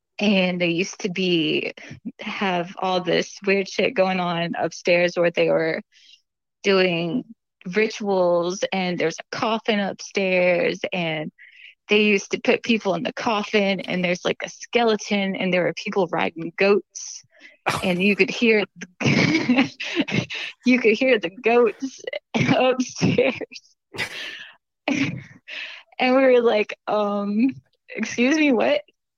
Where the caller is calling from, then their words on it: Gulf Breeze, Florida, United States; also born or lived in Nashville, Tennessee; I'm calling from Gulf Breeze, Florida.